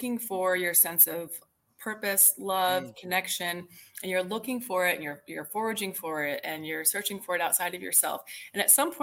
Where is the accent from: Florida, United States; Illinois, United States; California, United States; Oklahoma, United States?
Illinois, United States; near Chicago; moved away as an adult; now in Texas, United States; I kind of grew up near Chicago as a kid, Midwest kid. But I moved to Texas back in, 2000